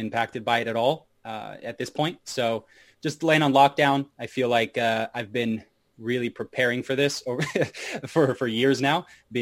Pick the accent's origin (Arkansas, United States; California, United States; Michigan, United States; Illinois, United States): Arkansas, United States; Hot Springs; moved away; I was from Hot Springs, Arkansas, down south in the USA